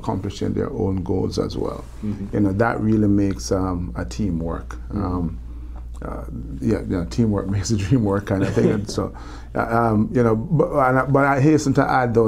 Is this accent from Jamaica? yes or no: yes; Jamaica; accent: Jamaican; moved away; I love my Jamaican accent